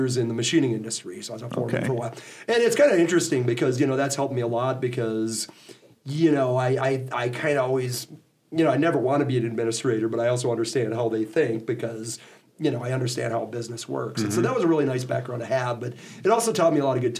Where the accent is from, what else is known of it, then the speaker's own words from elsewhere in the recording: Menomonee Falls, Wisconsin, United States; moved away as an adult; now in Chadron, Nebraska, United States; I actually grew up in Wisconsin. I grew up in a suburb of Milwaukee, Menominee Falls